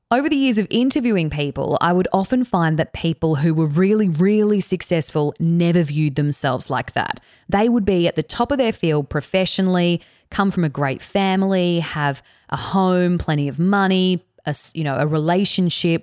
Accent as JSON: {"language": "English", "town": "Cairns", "region": "Queensland", "country": "Australia", "tie": "born or raised there", "also_born_or_lived": "Canberra", "said": "I was born in Canberra. We moved to Cairns in far north Queensland when I was around four years old"}